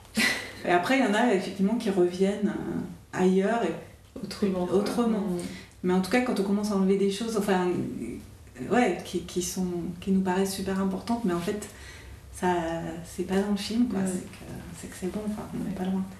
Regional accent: Auvergne-Rhône-Alpes, France; je suis originaire euh, d'Auvergne

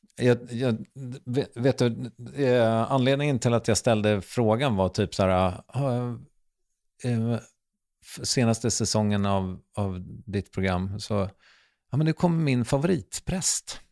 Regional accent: Strängnäs, Södermanland, Sweden; Jag är från Strängnäs.

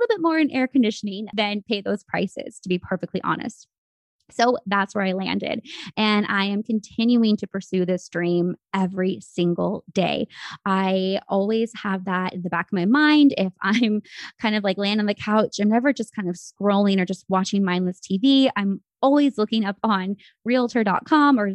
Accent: San Francisco Bay Area, California, United States; moved away as an adult; now in Arizona, United States; I was raised in the Bay Area, which, as you know, I'm sure you've seen, the San Francisco Bay Area

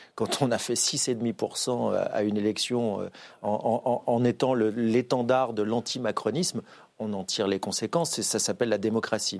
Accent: Saint-Étienne, Auvergne-Rhône-Alpes, France; Je ne suis pas parisien, je suis stéphanois

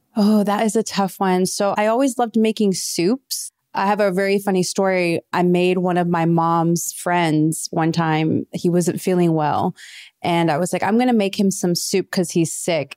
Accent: Midwest, United States; also born or lived in Kansas City / Mayetta, Kansas; growing up in the Midwest

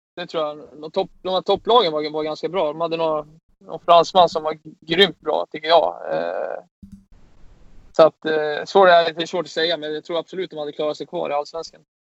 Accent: Sweden; som svensk

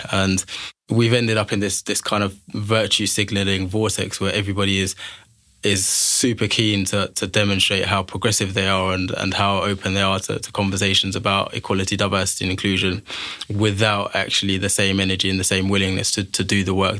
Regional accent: Liverpool, North West England, United Kingdom; born there; also born or lived in London / Manchester; now in Birmingham, United Kingdom; So I was born in Liverpool, spent a lot of my life in London, studied in Manchester. And Birmingham's really where I've called home for the last 7 or 8 years.

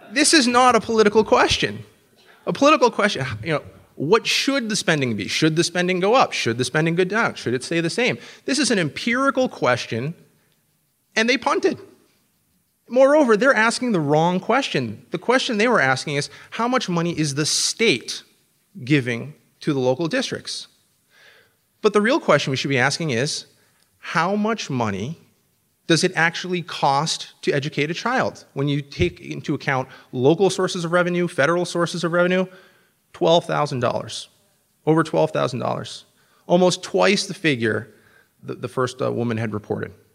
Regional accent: New Hampshire, United States; my home state of New Hampshire

